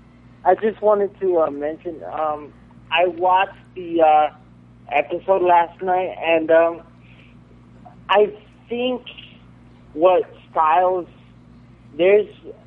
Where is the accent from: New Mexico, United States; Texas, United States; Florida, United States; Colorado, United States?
Florida, United States; I'm from Florida.